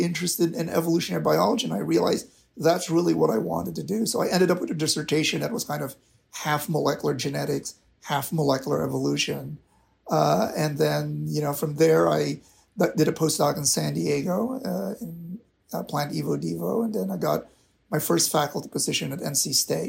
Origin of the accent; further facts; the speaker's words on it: Manila, Metro Manila, Philippines; moved away as an adult; now in North Carolina, United States; I'm originally from the Philippines. I grew up in the Philippines.